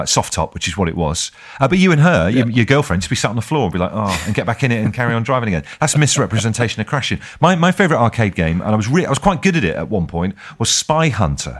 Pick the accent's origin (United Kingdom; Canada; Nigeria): United Kingdom; Brixham, South West England; we grew up in Devon, in Brixham in Devon